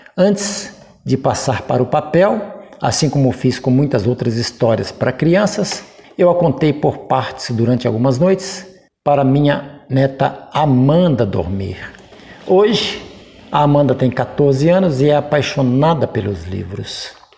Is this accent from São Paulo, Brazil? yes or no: no; Nova Era, Minas Gerais, Brazil; born or raised there